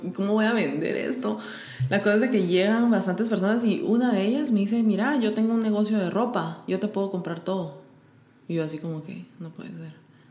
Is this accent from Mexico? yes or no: no; Guatemala; moved away as an adult; also born or lived in Sardinia / New York / India; yo soy de Guatemala.